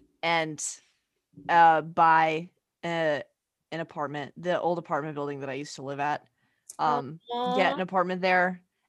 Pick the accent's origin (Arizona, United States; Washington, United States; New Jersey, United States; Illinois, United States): Arizona, United States; born or raised there; moved away